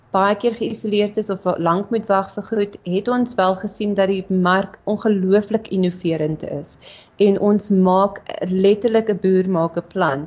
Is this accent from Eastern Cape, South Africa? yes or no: no; Meyerton, Gauteng, South Africa; also born or lived in Bloemfontein; gebore in Bloemfontein, getoe gewees in Meyerton, so 'n klein dorpie